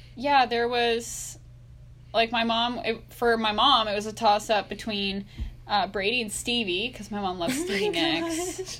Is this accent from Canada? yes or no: yes; Canada; it's like, this is my accent. {S1} Right. {S5} And I'm Canadian.